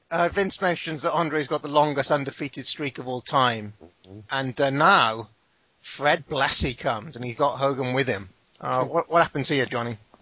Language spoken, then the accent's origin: English; United Kingdom; I'm British.